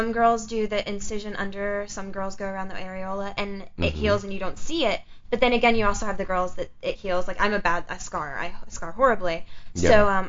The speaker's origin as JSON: {"language": "English", "region": "Upstate New York", "country": "United States", "also_born_or_lived": "South Georgia", "moved": "yes"}